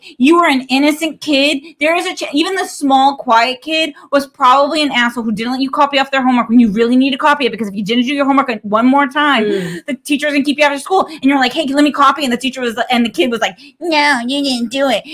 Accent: Massachusetts, United States; I'm from Massachusetts

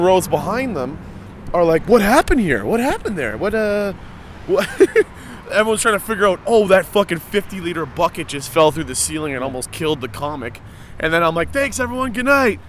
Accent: Hamilton, Ontario, Canada; I grew up in Stony Creek, I grew up in an Italian neighborhood

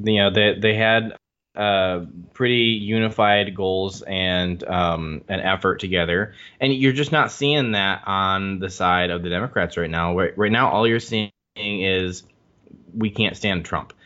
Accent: Michigan, United States; my hometown

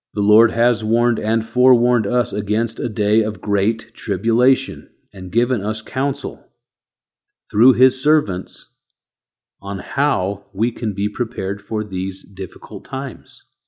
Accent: United States

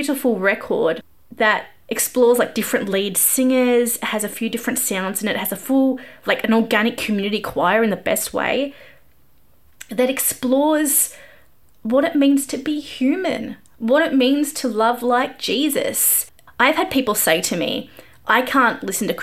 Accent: Australia; I'm Australian

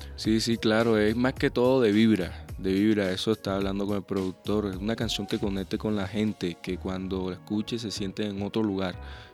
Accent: Sincelejo, Sucre, Colombia; mi tierra, a Sucre, a mi, a mi cincelejo

